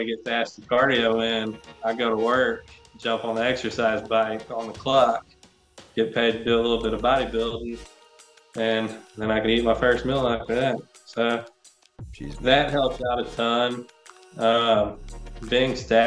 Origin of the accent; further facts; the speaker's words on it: Lake Charles, Louisiana, United States; Born and raised in the Lake Charles area